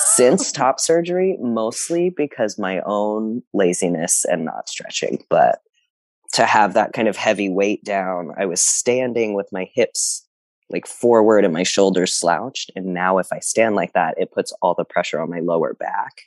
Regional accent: South Texas, United States; I come from South Texas, um, where I just never even knew trans people existed, and so the community of people that I grew up in know nothing about trans people.

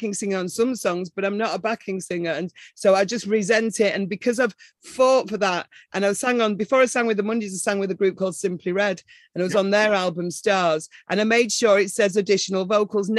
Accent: Manchester, North West England, United Kingdom; I'm from Manchester. I'm definitely from Manchester.

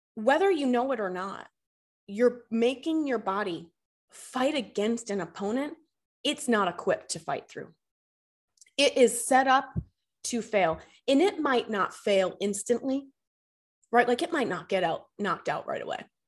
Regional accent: Boston, Massachusetts, United States; moved away as an adult; now in Charlotte, United States; I'm born and raised in Boston, Massachusetts, lived there for thirty years.

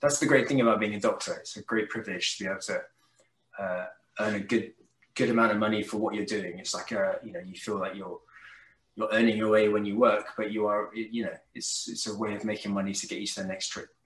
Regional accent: south of England, United Kingdom; I was an only child brought up in a, a, kind of little village in the south of England

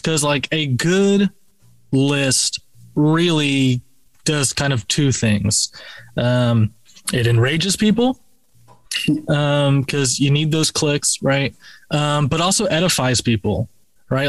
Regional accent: Florida, United States; Rob and I were both from Florida, you know, so we were, you know, born and raised in the South

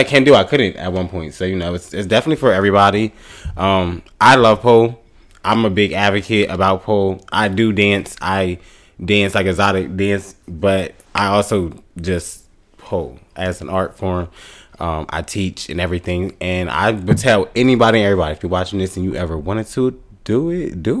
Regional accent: Delaware, United States; also born or lived in Miami; now in Houston, United States; I am from Delaware

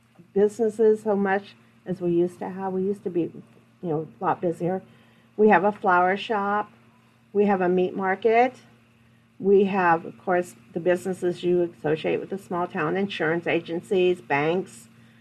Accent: Wapello, Iowa, United States; I grew up in Wapello

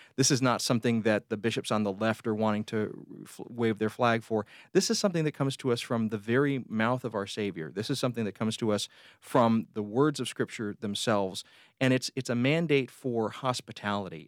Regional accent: Columbus, Georgia, United States; also born or lived in Phenix City, Alabama; I grew up, uh, just outside the Fort Benning Military Base in Columbus, Georgia

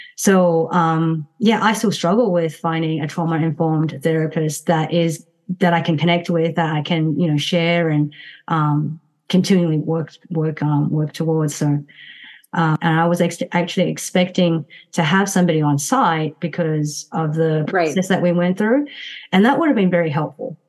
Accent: Myanmar; moved away; went back to my home country which is burma

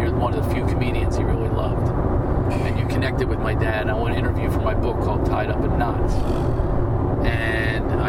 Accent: Philadelphia, Pennsylvania, United States; We're both from Philly

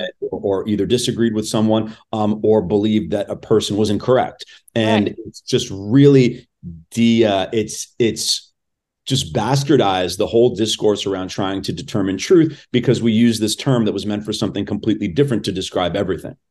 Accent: Los Angeles, California, United States; I was born and raised in Los Angeles.

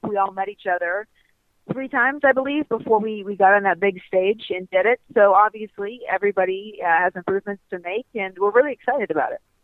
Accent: Ohio, United States; now in Florida, United States; I grew up in Ohio

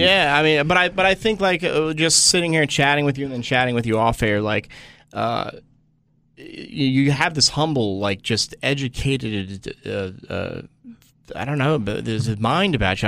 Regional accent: Washington Township, New Jersey, United States; now in Los Angeles, United States; I'm from Washington Township so I'm South Jersey near Philly

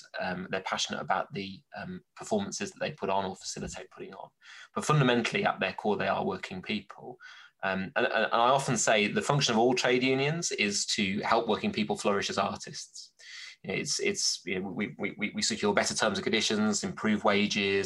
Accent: Birmingham, West Midlands, United Kingdom; moved away; also born or lived in Scunthorpe / New Jersey; my experience growing up in Birmingham and working in Scunthorpe

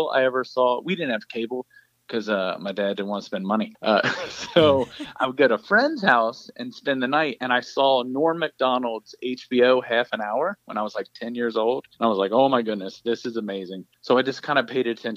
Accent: Florence, Kentucky, United States; now in San Diego, United States; I grew up in Florence, Kentucky, which is about 10 miles

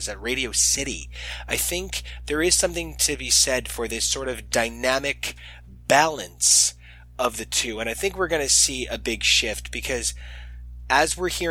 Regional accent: United States; as an American

